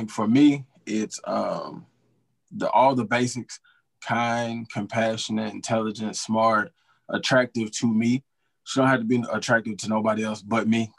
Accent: Atlanta, Georgia, United States; I'm from North Atlanta

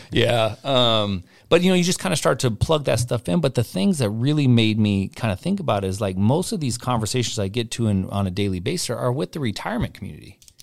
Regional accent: Portland, Oregon, United States; now in Spokane, United States; I'm from Portland

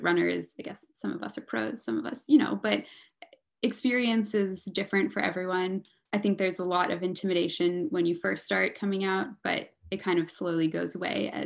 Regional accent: Mountain View, California, United States; I'm from the Bay Area. I grew up in Mountain View, California, which is, you know, like 45 minutes south of San Francisco

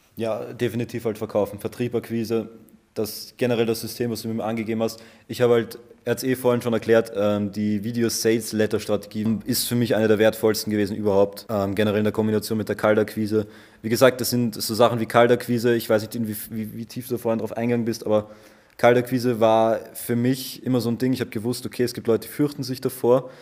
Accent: Vienna, Austria; ich bin aus Österreich, aus Wien.

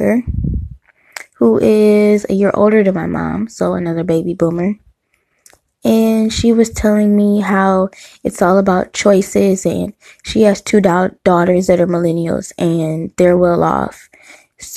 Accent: Detroit, Michigan, United States; growing up in Detroit and the surrounding suburbs

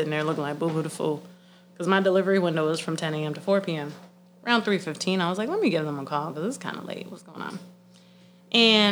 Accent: Florida, United States; I'm from Florida

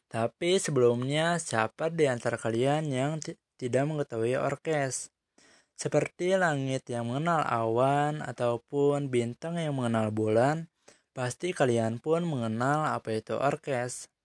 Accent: Bandung, West Java, Indonesia; born there; Saya lahir di Bandung sama kayak Dadan dan saya adalah seorang mahasiswa dari jurusan Komunikasi dan Penyiaran Islam di Universitas Islam Negeri

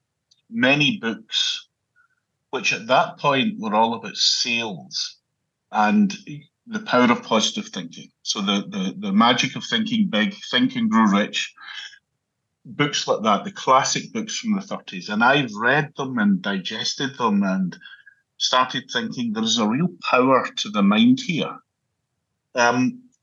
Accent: Glasgow, Scotland, United Kingdom; So I was born and brought up in Glasgow in Scotland.

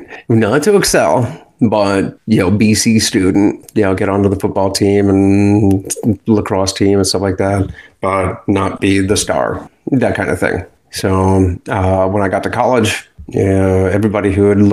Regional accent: Akron, Ohio, United States; moved away as an adult; now in Pensacola, United States; Akron, Ohio. That's my hometown

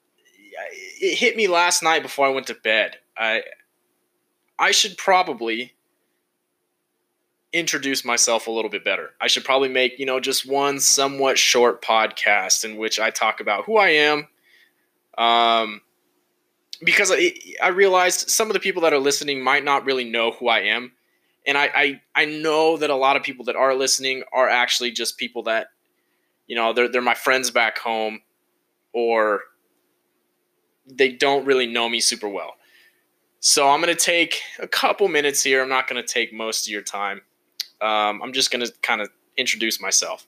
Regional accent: Fresno, California, United States; now in Reno, United States; I'm originally from Fresno, California. Shout out to the 559

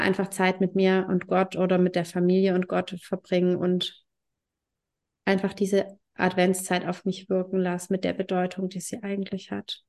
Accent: Germany; bei uns in Deutschland

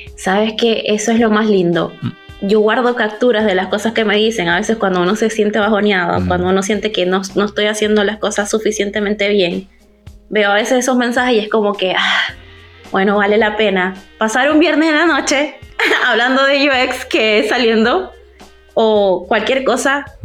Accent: Venezuela; moved away as an adult; now in Chile; estoy, viviendo en Chile desde hace siete años, pero soy venezolana

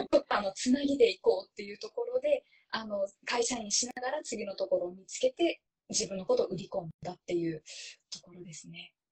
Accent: Japan; first language Japanese; 母国語の日本語

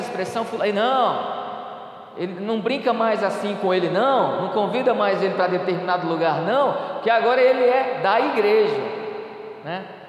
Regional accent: Ceará, Brazil; eu sou nordestino, sou cearense, a cabeça não nega, né? Eu sou cearense

